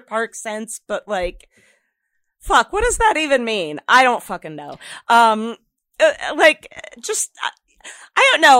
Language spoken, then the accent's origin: English; Stafford Springs, Connecticut, United States; moved away; when I was still living in my hometown in Connecticut, Stafford Springs